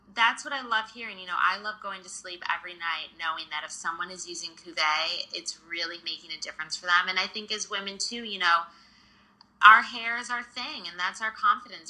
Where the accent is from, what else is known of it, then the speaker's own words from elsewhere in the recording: suburbs outside of Detroit, Michigan, United States; So I grew up in Michigan in the suburbs outside of Detroit.